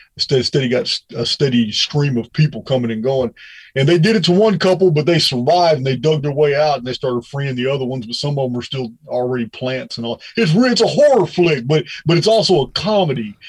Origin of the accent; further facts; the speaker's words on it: Bedford, Texas, United States; I was raised in Bedford, Texas